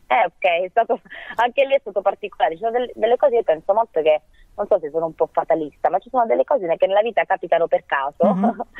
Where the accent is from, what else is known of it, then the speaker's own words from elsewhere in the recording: Matera, Basilicata, Italy; moved away as an adult; now in Rome, Italy; sono di Matera originaria